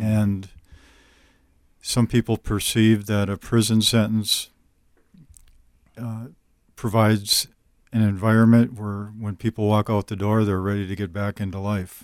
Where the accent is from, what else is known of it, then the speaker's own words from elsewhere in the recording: northern Minnesota, United States; I still live in northern Minnesota